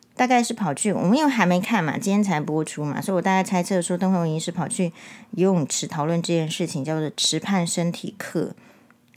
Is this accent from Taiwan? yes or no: yes; Taiwan; 我们台湾人